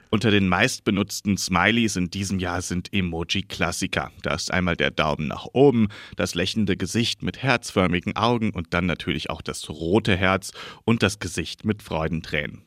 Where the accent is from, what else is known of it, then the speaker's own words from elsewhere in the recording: Germany; bei uns in Deutschland